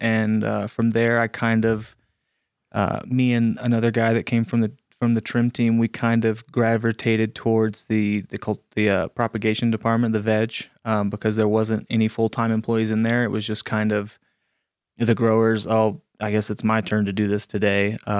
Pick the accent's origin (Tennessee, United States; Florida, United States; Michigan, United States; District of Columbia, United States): Florida, United States; Ponce de Leon; now in Colorado, United States; I'm from Florida.